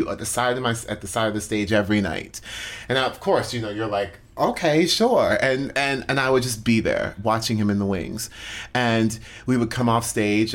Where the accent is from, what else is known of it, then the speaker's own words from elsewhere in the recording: Orlando, Florida, United States; I grew up in Orlando, Florida